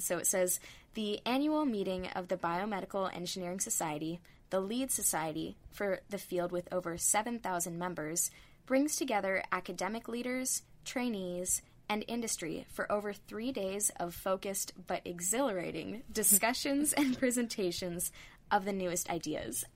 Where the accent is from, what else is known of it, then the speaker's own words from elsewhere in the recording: Northern California, United States; I'm originally from Northern California